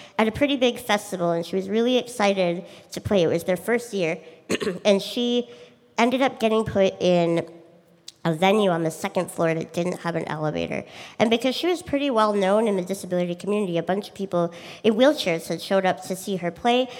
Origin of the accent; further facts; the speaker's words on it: Minnesota, United States; I'm a musician from Minnesota